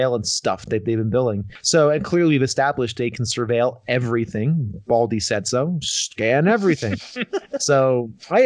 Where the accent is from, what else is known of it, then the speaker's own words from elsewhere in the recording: New Jersey, United States; it's my home state